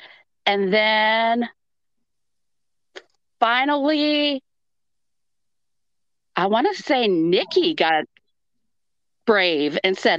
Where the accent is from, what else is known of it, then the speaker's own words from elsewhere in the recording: California, United States; And I'm a real transplant. I came all the way from California.